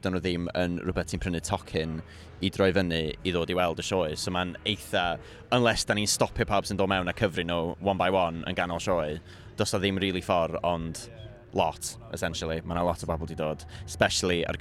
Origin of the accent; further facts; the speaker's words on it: Pwllheli, Wales, United Kingdom; I'm from Pwllheli